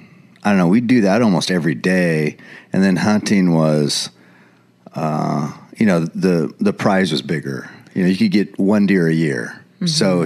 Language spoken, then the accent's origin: English; Eugene, Oregon, United States; born or raised there